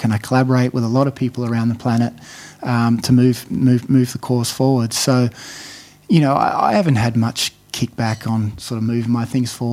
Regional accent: Australia; moved away as an adult; also born or lived in Adelaide, Australia / Harvard, United States; now in Sydney, Australia; I'm I'm an Australian

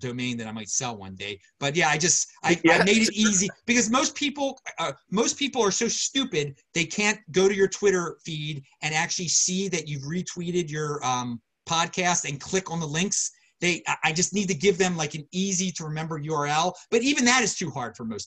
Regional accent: Baltimore, Maryland, United States; moved away; I'm originally from Baltimore.

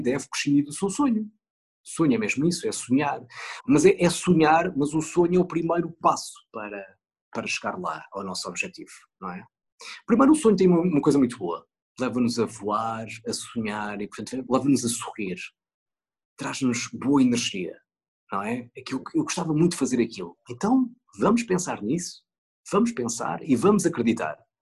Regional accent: Northern Portugal, Portugal; moved away; quando vou para a minha terra no norte passar férias

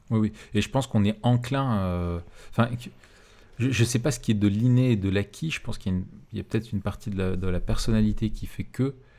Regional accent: France; je suis français

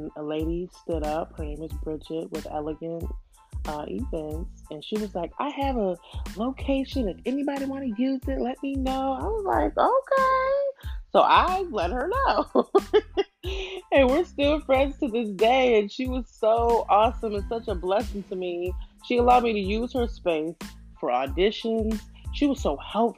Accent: New York, United States; moved away as an adult; now in Houston, United States; I'm from New York, but I moved to Houston

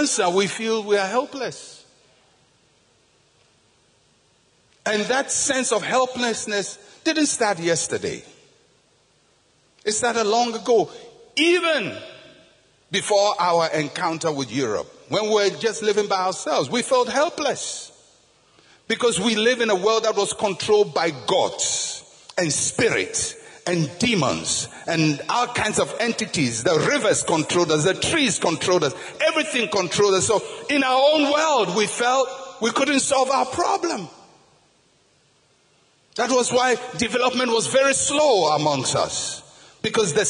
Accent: Ghana; I'm a Ghanaian.

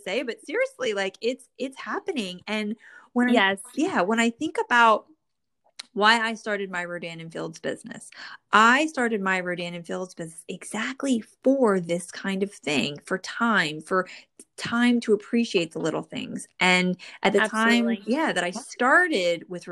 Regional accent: New Jersey, United States; born or raised there

